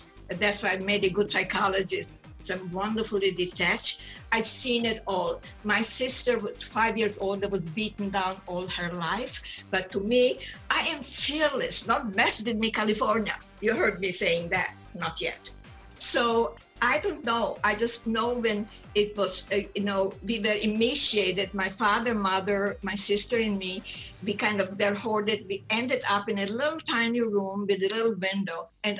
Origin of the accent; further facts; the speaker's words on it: Ukraine; first language German; English is a second language; It was Austria, Romania when my parents were born. Therefore, my mother tongue is German. And then Romania, then Hungary, Romania. Now, by the way, it's Ukraine.